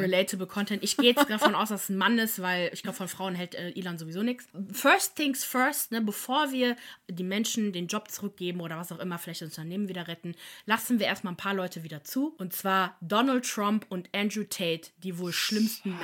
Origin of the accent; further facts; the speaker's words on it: Germany; bei uns in Deutschland